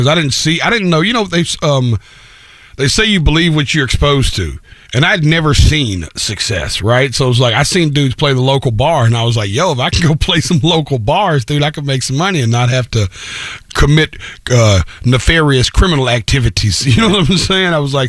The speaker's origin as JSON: {"language": "English", "town": "Antioch", "region": "Tennessee", "country": "United States", "tie": "born or raised there", "said": "I was born in Antioch, which is a little town right outside of Nashville, you know, 20, 30 minutes on the outskirts of town."}